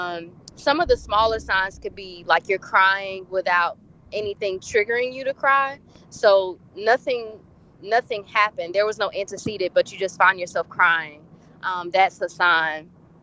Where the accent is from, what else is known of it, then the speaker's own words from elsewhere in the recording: Tennessee, United States; now in Charlotte, United States; I am originally from Tennessee, but I'm a military brat, so I've moved a few places. And like I mentioned, now I'm located in Charlotte, North Carolina.